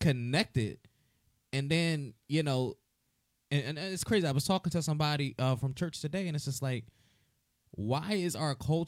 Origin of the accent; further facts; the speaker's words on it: New Jersey, United States; we're all in New Jersey